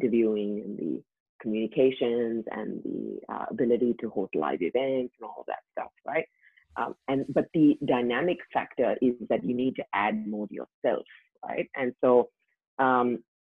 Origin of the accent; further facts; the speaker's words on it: India; moved away as an adult; now in Australia; I grew up in India